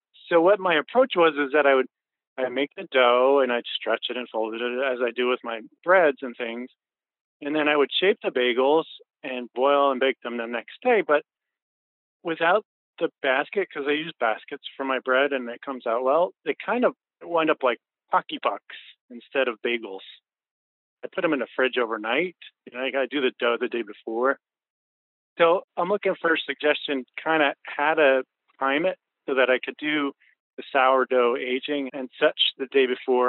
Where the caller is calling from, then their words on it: Highland, New York, United States; I'm calling from Highland, New York.